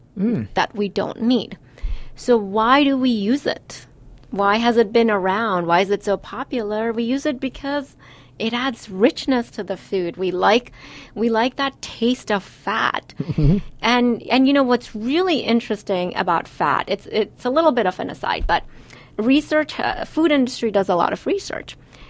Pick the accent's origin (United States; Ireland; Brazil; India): India; I'm Indian and we use oil in everything